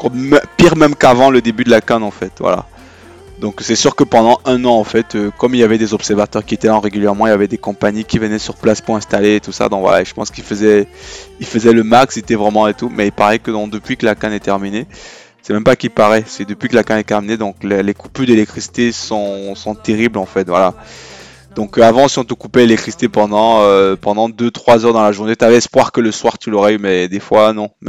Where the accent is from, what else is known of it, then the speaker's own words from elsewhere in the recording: Yaoundé, Centre, Cameroon; on a grandi au Cameroun, moi je trouve quand j'ai grandi à Yaoundé